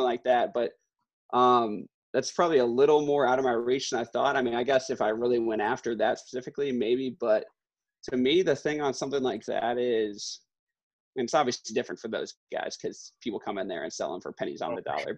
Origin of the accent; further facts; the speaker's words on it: Glen Ellyn, Illinois, United States; growing up in Glen Ellen, right. um, and like Weeden area